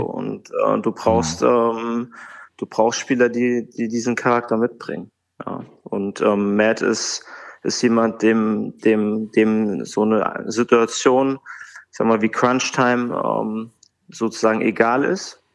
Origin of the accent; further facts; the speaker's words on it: Bad Hersfeld, Hesse, Germany; moved away as an adult; also born or lived in Bremerhaven / Hamburg; now in Frankfurt, Germany; in Bad Hersfeld, in meiner Heimatstadt